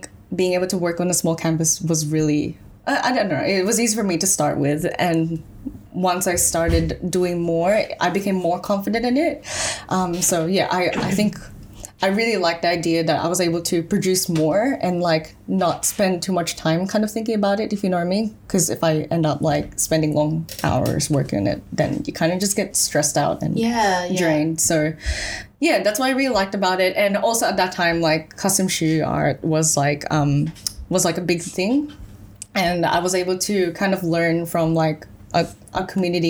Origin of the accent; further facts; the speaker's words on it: Philippines; also born or lived in Melbourne; now in Australia; I was born and raised in the Philippines. Then I moved to Australia in 2009.